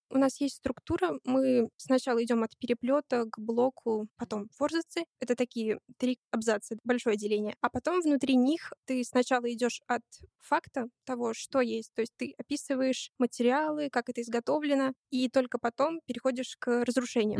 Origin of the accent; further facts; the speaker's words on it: Saint Petersburg, Russia; Я из Санкт-Петербурга